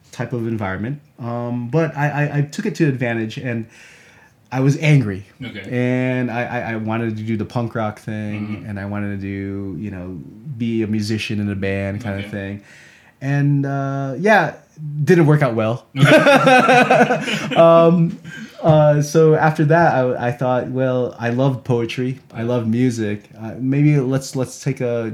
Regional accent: United States; also born or lived in Philippines; I was born in the Philippines, and I moved to the United States when I was 5. Mostly grew up in the New York and Connecticut area.

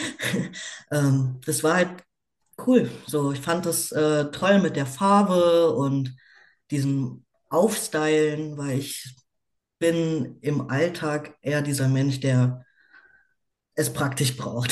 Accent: Berlin, Germany; lebe in Berlin, bin geboren in Berlin und bin 29 Jahre alt.

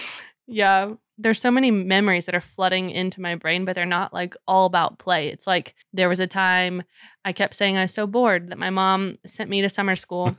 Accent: New Mexico, United States; moved away; I grew up in New Mexico, like, I was there for about eight years

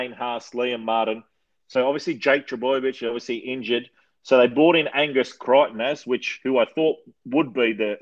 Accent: New South Wales, Australia; also born or lived in Queensland; born in Queensland, raised in New South Wales.

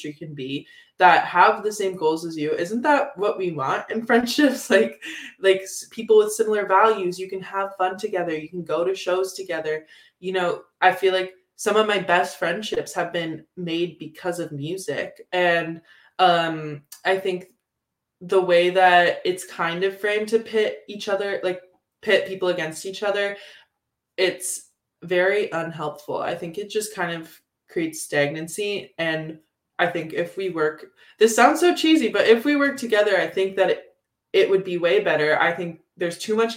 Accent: Guelph, Ontario, Canada; now in London, Canada; I grew up in Guelph, which is very folk-oriented

